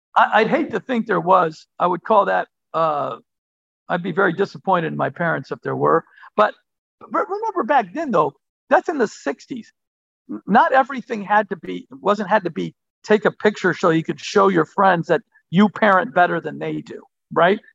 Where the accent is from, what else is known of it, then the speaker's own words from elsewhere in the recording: Martinez, California, United States; We grew up on the West Coast, right right outside of Oakland, and uh, in in Martinez, uh, California.